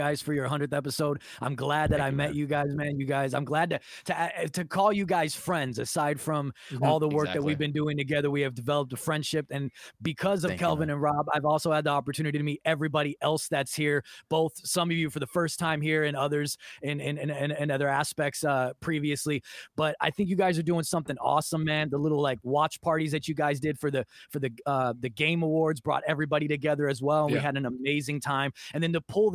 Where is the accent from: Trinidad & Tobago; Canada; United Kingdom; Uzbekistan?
Canada; fellow Canadian.